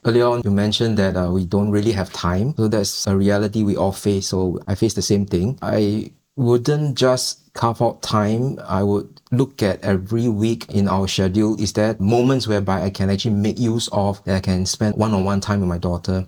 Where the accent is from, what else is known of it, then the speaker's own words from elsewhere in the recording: Singapore; We are a Singaporean family